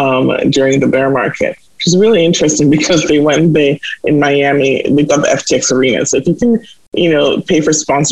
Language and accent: English; Jamaica; now in Canada; I come from Jamaica, where I already see a lot of people who look like me. And so it wasn't that hard for me when I came to Canada